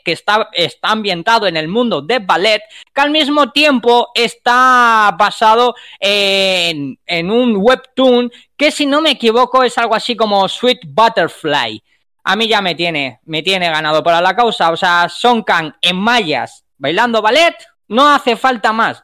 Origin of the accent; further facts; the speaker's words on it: Spain; nosotros como españoles